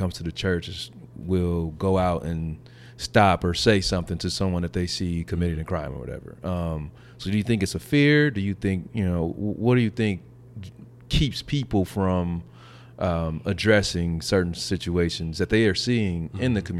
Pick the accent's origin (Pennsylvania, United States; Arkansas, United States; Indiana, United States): Indiana, United States; Gary; also born or lived in Castleton, Indianapolis; now in Carmel, United States; I'm from Gary